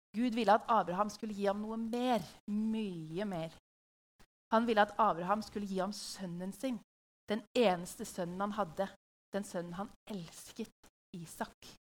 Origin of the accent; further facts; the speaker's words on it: Hamar, Innlandet, Norway; i huset vårt på Hamar, der jeg vokste opp.